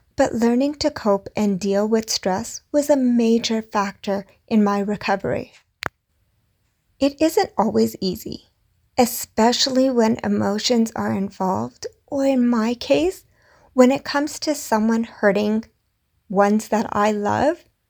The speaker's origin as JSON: {"language": "English", "country": "India", "said": "I'm Indian."}